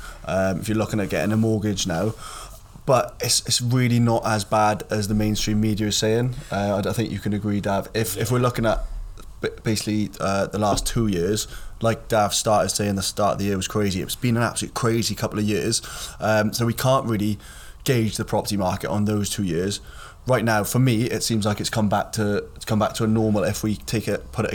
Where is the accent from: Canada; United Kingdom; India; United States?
United Kingdom; Welsh, Wales; we're three Welshmen